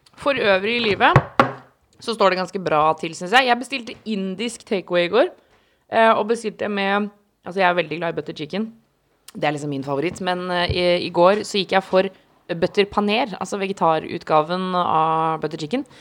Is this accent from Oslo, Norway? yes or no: yes; Oslo, Norway; jeg er fra samme sted som han, en eh, bitte liten del av Oslo